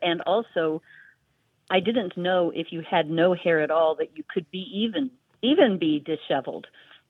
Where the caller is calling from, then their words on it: Georgia, United States; I'm calling from North Georgia.